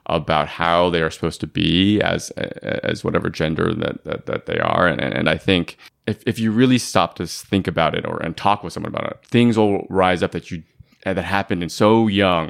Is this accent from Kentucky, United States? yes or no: no; Bay Area, California, United States; I grew up in the Bay Area